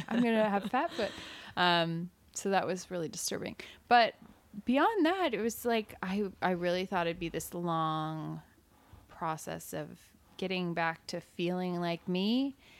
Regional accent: Evansville, Indiana, United States; moved away as an adult; I grew up in Evansville and I went to school at Evansville

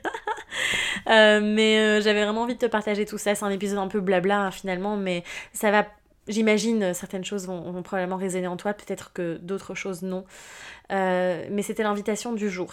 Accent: Belgium; moved away; mon retour en Belgique, hein, mon pays natal finalement, où finalement je reviens dans mes racines

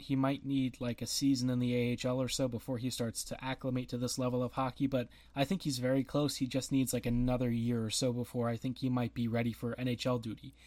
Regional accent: United States; I am American

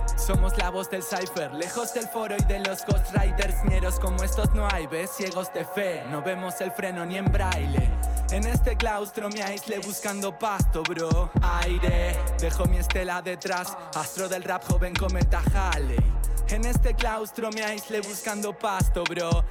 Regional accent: Argentina; hip hop en Argentina, y a buscar referentes del hip hop en mi país

